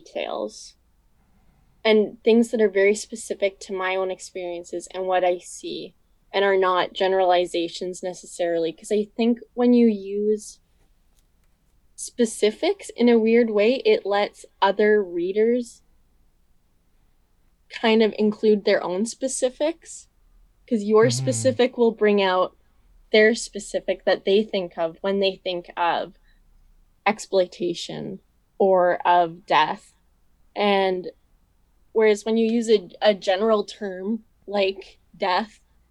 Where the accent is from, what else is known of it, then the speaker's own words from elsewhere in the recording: Vernon, British Columbia, Canada; I'm from Vernon. So this is my hometown